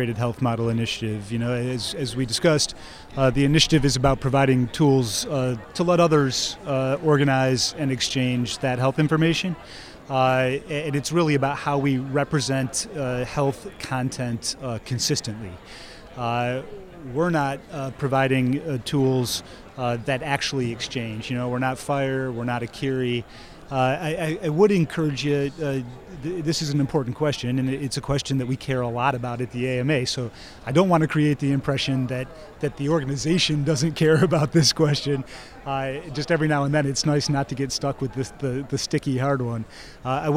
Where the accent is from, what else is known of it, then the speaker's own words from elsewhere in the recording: Midwest, United States; now in Chicago, United States; I'm a Midwesterner and I've lived in Chicago for 30 years